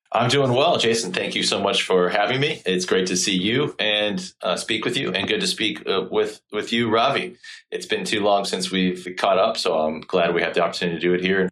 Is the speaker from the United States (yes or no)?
yes; St. Petersburg, Florida, United States; my hometown of Saint Petersburg and the Tampa Bay area here in, Florida